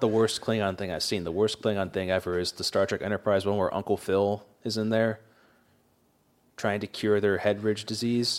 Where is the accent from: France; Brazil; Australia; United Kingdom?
United Kingdom; England; moved away; Grant and I grew up in England